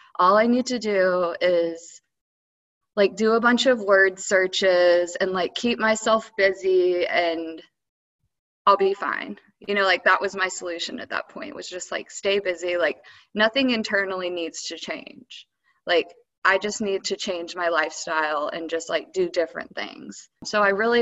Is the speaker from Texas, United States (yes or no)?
yes; Dallas, Texas, United States; moved away; also born or lived in Colorado / Louisiana; I'm originally from Dallas